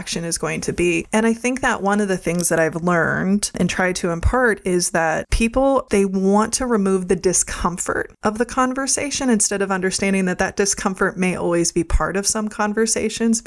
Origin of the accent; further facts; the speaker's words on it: Midwest, United States; I grew up in the Midwest